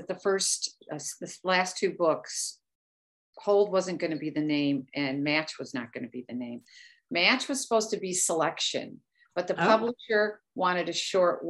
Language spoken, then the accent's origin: English; Chicago, Illinois, United States; moved away; I'm originally from Chicago